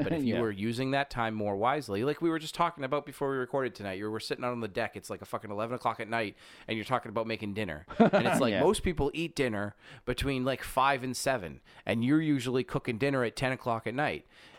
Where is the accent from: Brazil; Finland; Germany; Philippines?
Germany; I am from Germany.